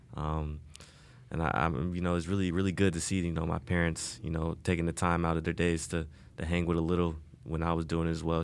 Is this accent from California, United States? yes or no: no; Indianapolis, Indiana, United States; moved away as an adult; also born or lived in Wisconsin; now in Miami, United States; I grew up, you know, basically my whole life in Indianapolis.